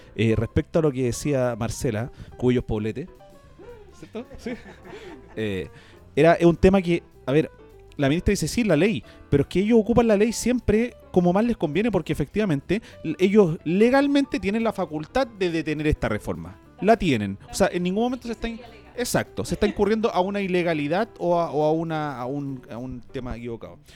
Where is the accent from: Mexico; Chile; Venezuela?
Chile; en mi país que tanto amo